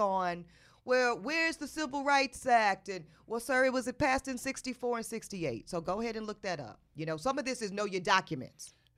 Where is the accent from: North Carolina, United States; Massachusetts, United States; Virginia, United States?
North Carolina, United States; I grew up in North Carolina.